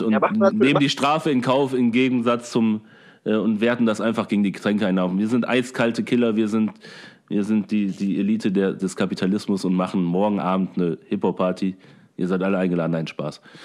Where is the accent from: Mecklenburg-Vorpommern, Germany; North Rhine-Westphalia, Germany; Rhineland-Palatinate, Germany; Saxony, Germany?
North Rhine-Westphalia, Germany; Oberhausen; bei uns in Oberhausen